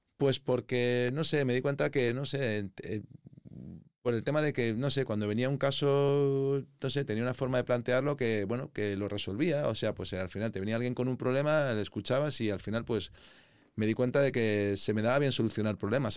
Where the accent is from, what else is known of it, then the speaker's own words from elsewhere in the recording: Madrid, Community of Madrid, Spain; also born or lived in Bristol / London; yo soy madrileño, digamos, me gusta la ciudad, todos mis amigos están aquí, no todos, pero sí que es verdad que mi core de los amigos sí que están aquí, me he criado aquí